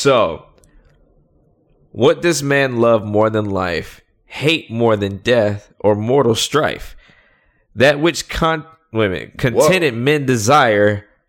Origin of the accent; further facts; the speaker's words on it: the South, United States; Well, I am from the South. You know, so the hospitality.